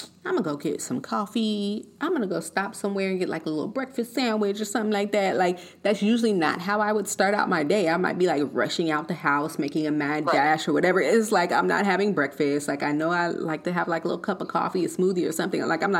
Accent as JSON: {"language": "English", "region": "Colorado", "country": "United States", "tie": "born or raised there", "also_born_or_lived": "California", "said": "Like growing up in Colorado, seeing the mountains, the snow, it's cold and all of this."}